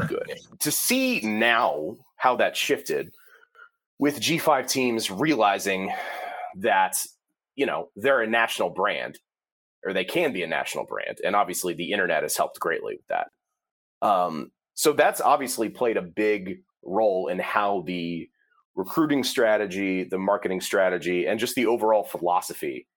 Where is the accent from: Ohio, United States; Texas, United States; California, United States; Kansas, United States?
Ohio, United States; I grew up in Ohio. I grew up about like an hour and a half from Ohio